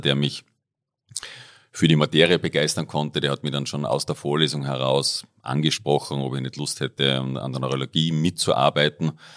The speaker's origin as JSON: {"language": "German", "region": "Upper Austria", "country": "Austria", "tie": "born or raised there", "moved": "as an adult", "lives_now": "Innsbruck, Austria", "said": "ich komme ursprünglich aus Oberösterreich, äh, bin dort aufgewachsen, dort da zur Schule gegangen"}